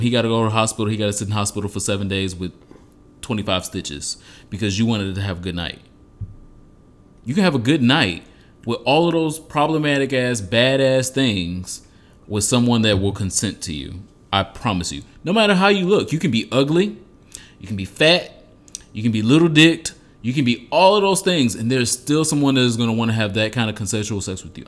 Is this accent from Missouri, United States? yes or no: no; Detroit, Michigan, United States; moved away; also born or lived in Los Angeles; I'm from Detroit